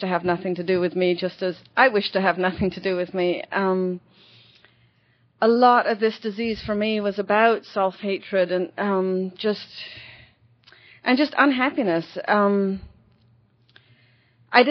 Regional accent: London, United Kingdom; moved away as an adult; also born or lived in Connecticut; now in California, United States; I'm from London

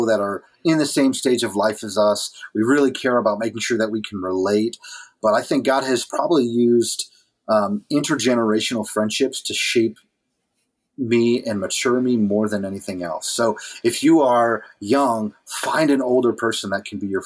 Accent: New England, United States; moved away as an adult; also born or lived in Dixon City, Pennsylvania; now in New Hampshire, United States; I grew up in New England

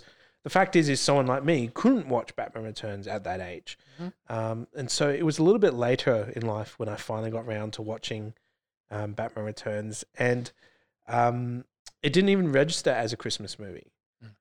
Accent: England, United Kingdom; moved away; I spent most of my school years growing up in England. We lived in a medium sized town outside of London

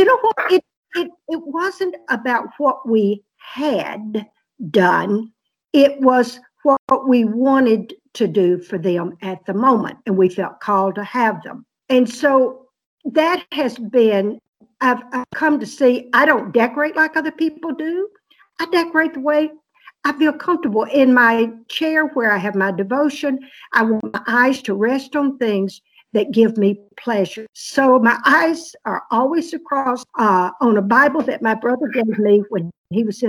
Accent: Mississippi Delta, United States; moved away; also born or lived in Iowa City, Iowa; I was growing up in the Mississippi Delta

